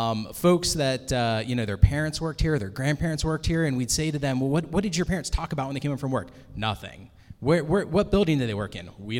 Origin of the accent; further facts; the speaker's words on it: Charlotte, North Carolina, United States; moved away as an adult; also born or lived in Washington, District of Columbia, United States; I got here about a year ago. I grew up in Charlotte, born and raised, but moved away about 10 years ago, and have been up in the DC area